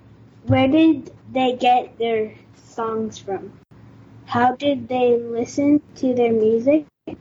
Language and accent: English; California, United States; I am 11 years old, and I'm from California.